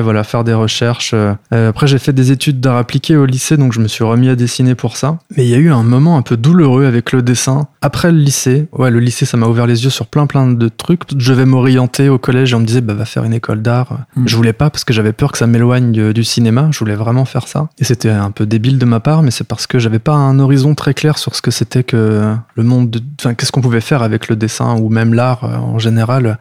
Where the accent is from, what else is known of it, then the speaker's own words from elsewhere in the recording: Lyon, Auvergne-Rhône-Alpes, France; also born or lived in Béziers / Algiers; now in Paris, France; j'ai grandi à Lyon